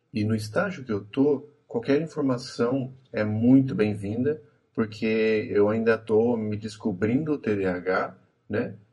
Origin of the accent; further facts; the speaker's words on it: Cruzeiro, São Paulo, Brazil; sou do interior de São Paulo, uma cidade chamada Cruzeiro